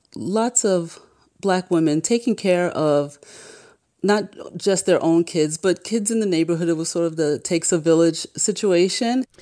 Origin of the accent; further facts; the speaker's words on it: New York, United States; I'm a native Harlemite, born and raised in New York